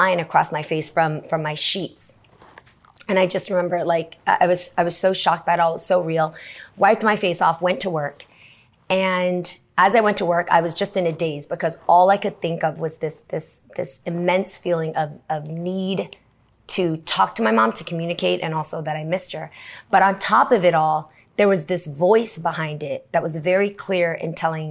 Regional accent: the Bay Area, California, United States; I grew up in the Bay

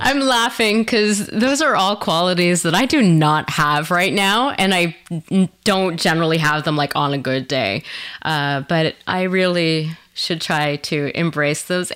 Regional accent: Canada; also born or lived in Quebec / Ontario; now in Vancouver, Canada; in Quebec and in Ontario

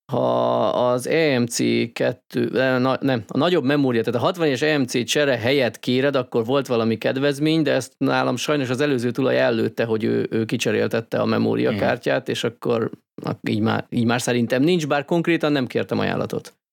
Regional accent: Hungary; Tehát szerinted azért magyarok vagyunk, akik szeretnek ingyen tölteni és hasonlók.

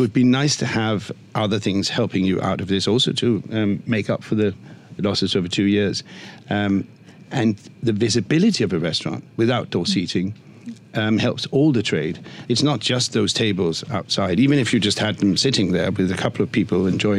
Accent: Denmark; In Copenhagen, I'm from Denmark, in Copenhagen, during winter, the whole of Nyhavn is full of outdoor seating with heaters and blankets

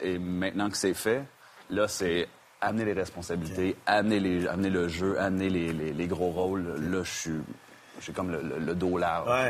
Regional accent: Quebec, Canada; now in United States; je suis canadien et québécois

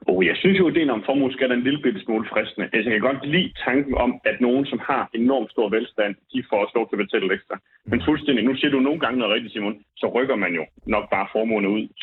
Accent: Vejle, Southern Denmark, Denmark; moved away; nu har jeg jo lige været hjemme i Vejle også

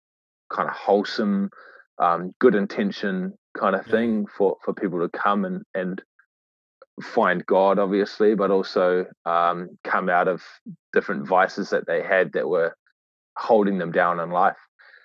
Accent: Great Barrier Island, Auckland, New Zealand; also born or lived in Waitakere, Auckland; I grew up in Aotea, Great Barrier Island. I was actually born in Waitakere, Auckland, Tamaki Makaurau.

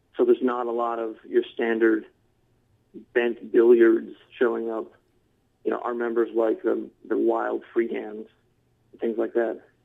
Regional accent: Detroit, Michigan, United States; also born or lived in Mount Pleasant, Michigan; I've been in Michigan all my life. I grew up in uh, downstate Michigan, a suburb of Detroit.

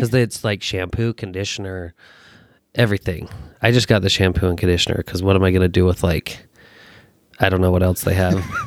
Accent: Taylorsville, Utah, United States; also born or lived in Fresno, California / Fullerton, California; from Utah, born and raised in Taylorsville

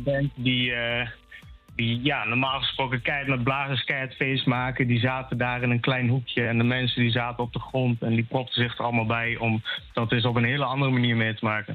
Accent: Achterhoek, Gelderland, Netherlands; moved away as an adult; now in Enschede, Netherlands; ik kom oorspronkelijk uit de Achterhoek

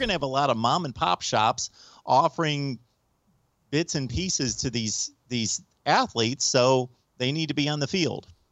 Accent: United States; I'm an American

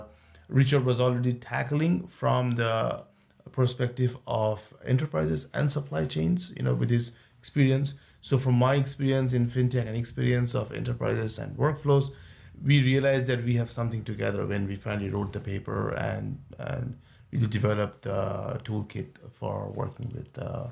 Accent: India; moved away as an adult; also born or lived in New York; now in Paris, France; So I'm from India, and I studied in India, then I moved to New York like 15 years ago

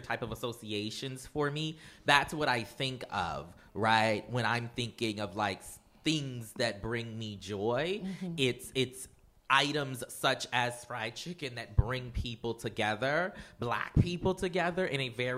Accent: Charleston, South Carolina, United States; I'm from Charleston, South Carolina, okay? We are cooking people.

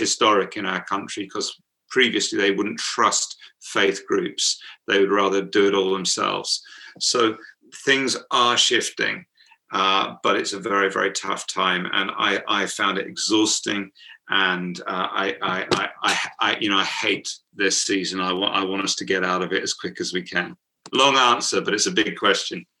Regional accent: United Kingdom; accent: British; my uh, British accent

